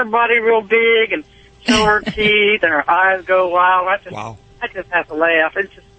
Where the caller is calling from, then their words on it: Conway, Missouri, United States; Conway, Missouri. I'm a truck driver.